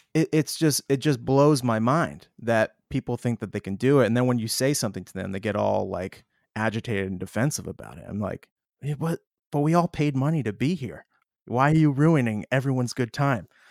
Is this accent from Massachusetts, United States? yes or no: yes; Boston, Massachusetts, United States; we'll be in Boston, my hometown